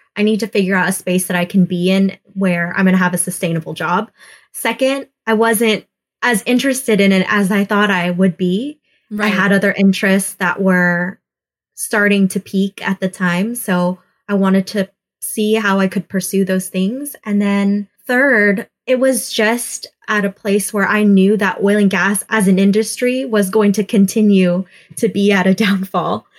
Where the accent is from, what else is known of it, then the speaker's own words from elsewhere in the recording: Houston, Texas, United States; I grew up in Houston, Texas